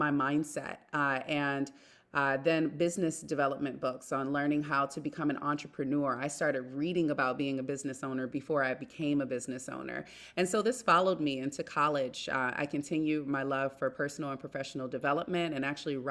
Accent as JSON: {"language": "English", "town": "Detroit", "region": "Michigan", "country": "United States", "tie": "born or raised there", "moved": "yes", "lives_now": "New York area, United States", "said": "So I currently live in the New York area, but I grew up in Detroit, Michigan"}